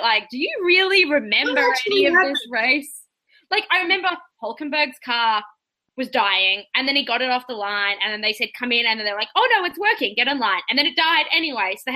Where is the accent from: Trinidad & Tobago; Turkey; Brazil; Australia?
Australia; moved away as an adult; now in Canada; the last 25 years living in Australia